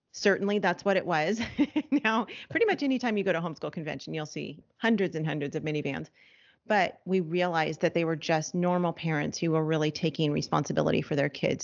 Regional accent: Los Angeles, California, United States; moved away; we're from Los Angeles, we're no longer in Los Angeles, but that's where we're from

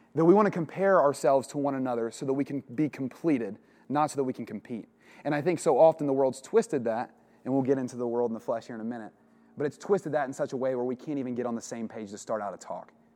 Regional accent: Portsmouth, Ohio, United States; now in Westerville, United States; I'm from Portsmouth, Ohio originally.

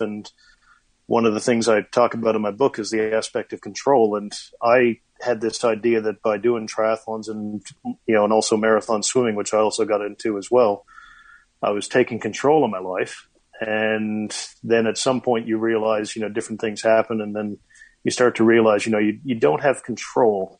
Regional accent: Corner Brook, Newfoundland and Labrador, Canada; now in New Zealand; my hometown of Corner Brook, Newfoundland

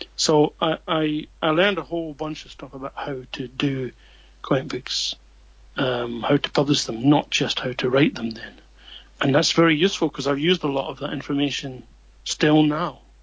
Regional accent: Edinburgh, Scotland, United Kingdom; moved away as an adult; now in Japan; my own small circle there growing up in Scotland.

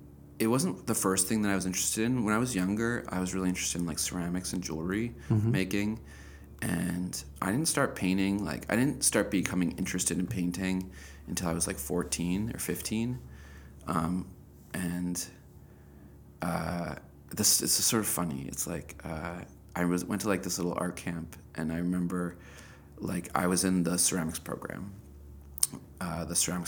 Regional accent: Evanston, Illinois, United States; born or raised there

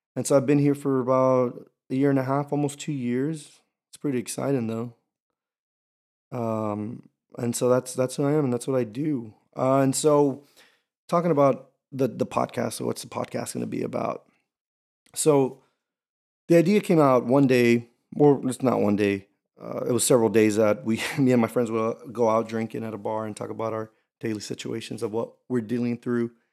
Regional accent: Houston, Texas, United States; also born or lived in Camp Pendleton, California; I am from Houston, Texas, H Town, Hold It Down. Um, yeah, but, but I lived here from up until I was eighteen

